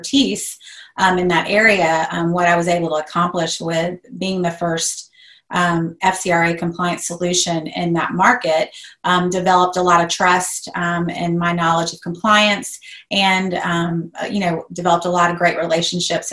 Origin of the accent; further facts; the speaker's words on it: Atlanta, Georgia, United States; I am originally from Atlanta. I love Atlanta. I'm never leaving Atlanta